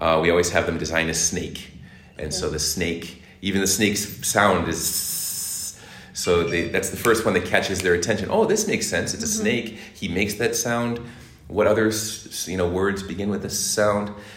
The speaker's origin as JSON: {"language": "English", "town": "Boston", "region": "Massachusetts", "country": "United States", "tie": "born or raised there", "also_born_or_lived": "Hong Kong", "moved": "as an adult", "lives_now": "Turkey", "said": "Boston is my hometown, and I've been in Turkey since 2016."}